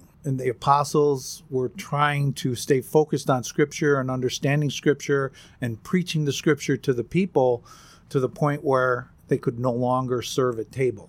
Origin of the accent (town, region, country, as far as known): Gowanda, New York, United States; born or raised there; moved away; also born or lived in Cheektowaga, New York